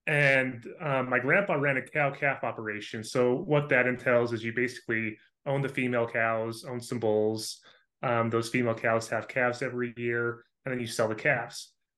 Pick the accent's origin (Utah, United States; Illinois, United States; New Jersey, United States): Utah, United States; also born or lived in Idaho; Yeah, so I grew up in Southern Utah, moved away to Northern Utah and Idaho for a few years to do school